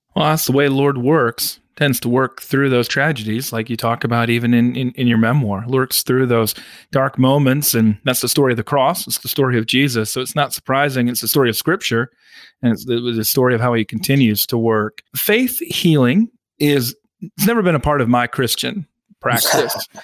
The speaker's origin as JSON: {"language": "English", "region": "Midwest", "country": "United States", "said": "I come from the Midwest, um, Methodist on one side, Lutheran on the oh, other"}